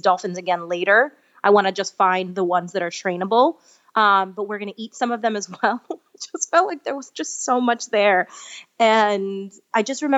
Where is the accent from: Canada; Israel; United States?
United States; New York; moved away; I'm from New York originally, and I had to go back to finish a couple credits at NYU, and it was my first time back home as a vegan